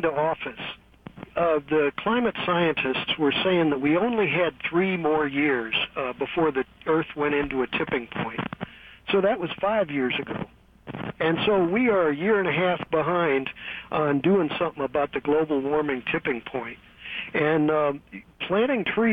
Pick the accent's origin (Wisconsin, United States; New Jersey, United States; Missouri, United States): Missouri, United States; St. Louis; now in Pittsburgh, United States; I'm originally from St. Louis, and we had a basement in my parents' house